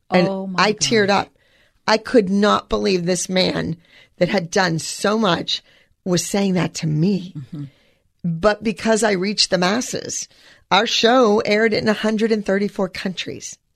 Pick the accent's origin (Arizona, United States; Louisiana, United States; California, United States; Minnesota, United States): California, United States; Los Angeles; And I'm from Los Angeles.